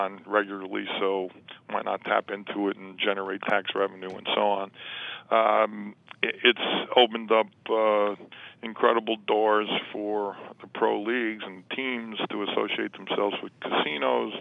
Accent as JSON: {"language": "English", "region": "New Jersey", "country": "United States", "said": "I'm an Italian from New Jersey"}